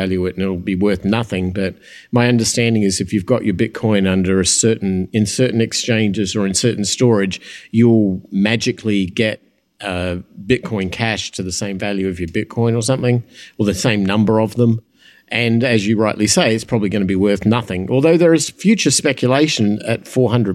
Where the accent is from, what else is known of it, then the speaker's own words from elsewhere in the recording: Adelaide, South Australia, Australia; moved away; Mal and I come from the same town. We were born in the same place